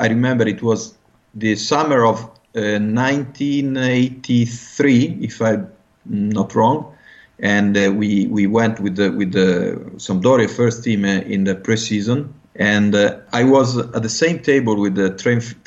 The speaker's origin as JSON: {"language": "English", "town": "Genoa", "region": "Liguria", "country": "Italy", "tie": "born or raised there", "second_language": "English", "said": "in my hometown, Genoa"}